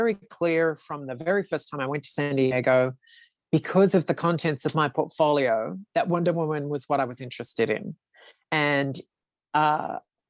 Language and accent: English; Australia; Being an Australian